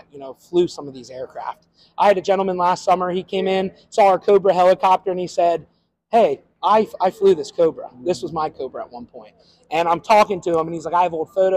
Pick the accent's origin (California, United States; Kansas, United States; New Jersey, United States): New Jersey, United States; Ocean City; I grew up in Ocean City